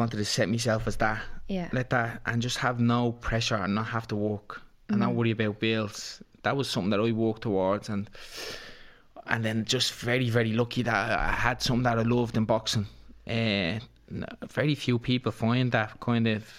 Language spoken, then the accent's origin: English; Dublin, Leinster, Ireland; I'm from Ballyferma